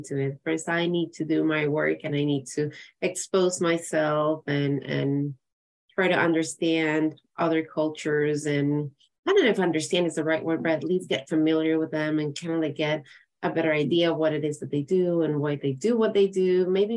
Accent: Ecuador; now in United States; I'm from Ecuador, from South America

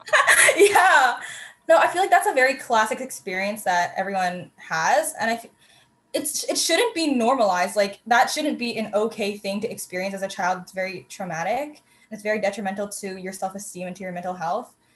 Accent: Canada; they grew up in Canada, and so did

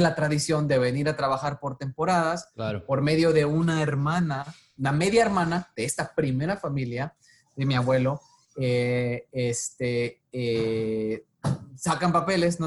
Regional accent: Tepic, Nayarit, Mexico; moved away as an adult; also born or lived in Tijuana, Mexico / San Diego, United States; now in Los Angeles, United States; yo nací y crecí en Tepic, Nayarit, el, en México

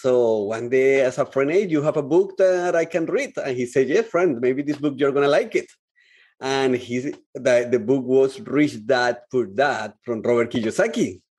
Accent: Colombia; moved away as an adult; when I came from Colombia to here, in Colombia, I was living with my parents, with my family.

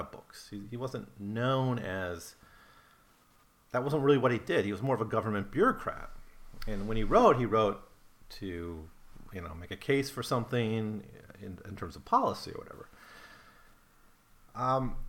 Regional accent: Wisconsin, United States; I grew up in Wisconsin

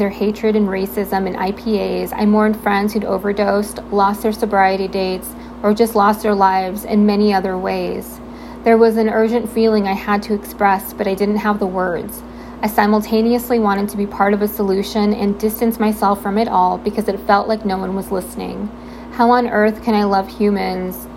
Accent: Southern California, United States; I'm born and raised in Southern California, currently living in sunny San Diego

